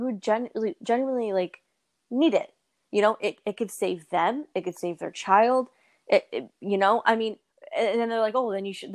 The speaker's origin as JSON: {"language": "English", "country": "United States", "said": "oh, I'm from the States"}